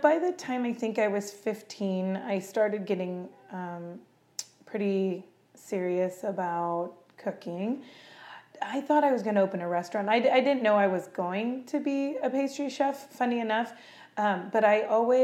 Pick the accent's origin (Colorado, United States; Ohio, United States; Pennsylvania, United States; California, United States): California, United States; Camino; I grew up in Camino, California